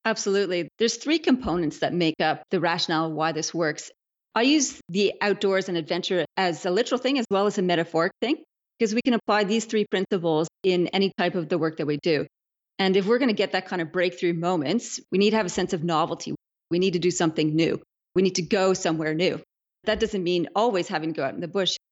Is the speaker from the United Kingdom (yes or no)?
no; Canada; moved away as an adult; now in Australia; I'm a Canadian